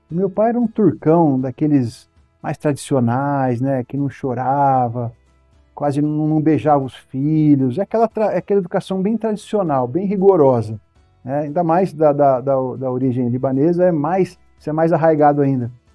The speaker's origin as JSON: {"language": "Portuguese", "town": "Votuporanga", "region": "São Paulo", "country": "Brazil", "tie": "born or raised there", "moved": "as an adult", "lives_now": "São Paulo, Brazil", "said": "minha cidade natal, Votuporanga"}